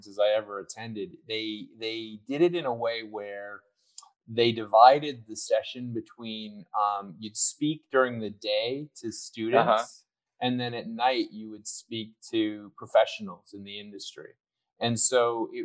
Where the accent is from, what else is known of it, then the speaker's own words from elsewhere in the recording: United States; Being an American